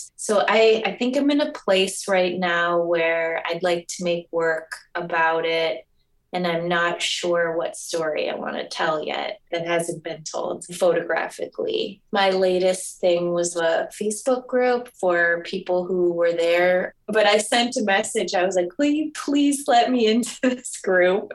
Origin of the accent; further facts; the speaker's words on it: Michigan, United States; also born or lived in New York / Connecticut; now in Oregon, United States; I have been in Oregon about eight years now and came here via New York, and I'm originally from Michigan